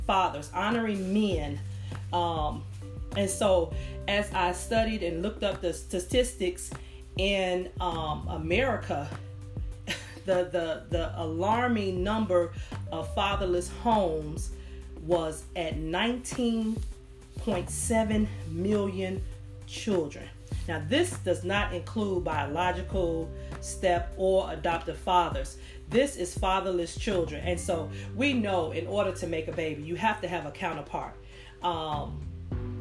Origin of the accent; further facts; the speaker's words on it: Chicago, Illinois, United States; broadcasting from Chicago, Illinois, my hometown